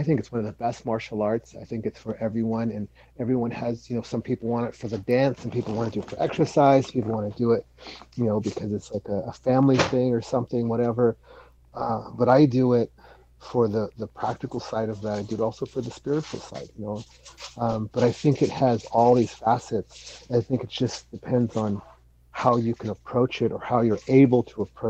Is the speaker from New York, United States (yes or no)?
no; Salinas, California, United States; where I grew up in the East Salinas